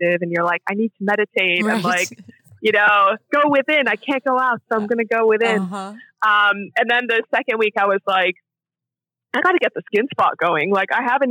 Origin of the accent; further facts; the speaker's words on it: Iran; moved away; growing up in Iran